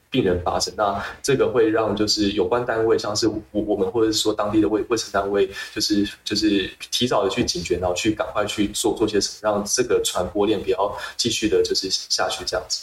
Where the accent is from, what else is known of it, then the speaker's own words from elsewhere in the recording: Taiwan; 以身为台湾人的身份